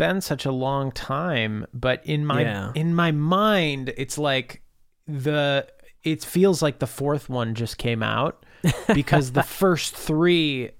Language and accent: English; Minneapolis, Minnesota, United States; Carl and I grew up in the Twin Cities in Minnesota